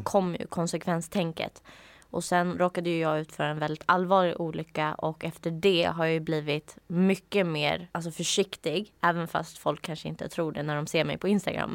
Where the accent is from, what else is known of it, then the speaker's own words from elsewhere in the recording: outside Uppsala, Uppsala County, Sweden; jag växte upp utanför Uppsala